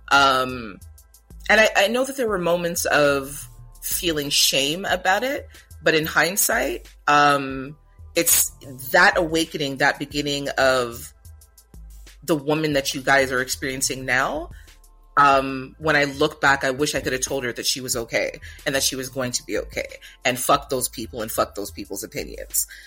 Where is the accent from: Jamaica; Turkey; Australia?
Jamaica; where am I from and I say Jamaica